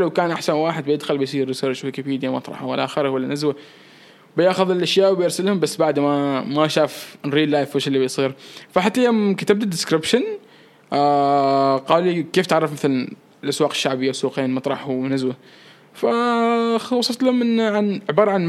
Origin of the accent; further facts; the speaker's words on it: Oman; عندي صور احلى باللبس الكاجوال بس فضلت اني احط صوره دشداشه كوني عماني